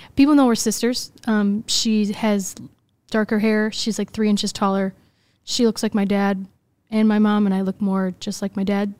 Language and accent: English; Des Plaines, Illinois, United States; I grew up in Des Plaines, Illinois